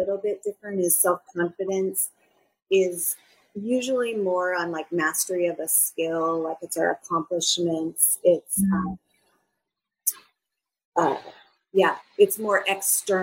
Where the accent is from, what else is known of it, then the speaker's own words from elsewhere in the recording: Minnesota, United States; moved away as an adult; now in San Diego, United States; I'm originally from Minnesota, and one of the things that I love is that I followed my heart to move to California and live by the ocean. So I live in San Diego.